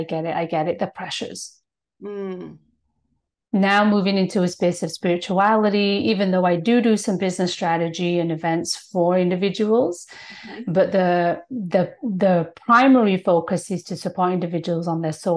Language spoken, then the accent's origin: English; United Kingdom; now in Toronto, Canada; I'm born and raised in Britain.